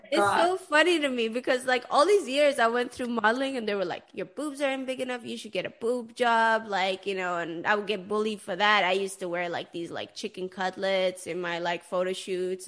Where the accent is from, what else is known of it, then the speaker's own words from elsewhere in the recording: Sweden; moved away; I grew up in Sweden, but I'm Persian originally